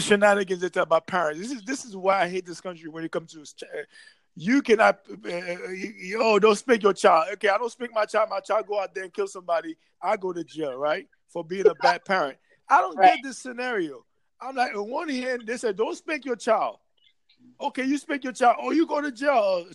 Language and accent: English; Haiti; moved away; also born or lived in New York City, United States; I'm from Haiti originally